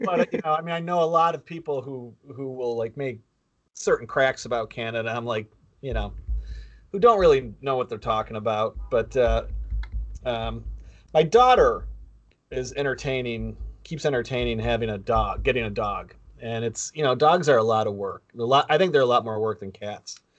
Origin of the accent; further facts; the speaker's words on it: Buffalo, New York, United States; Jerry and I both grew up in Buffalo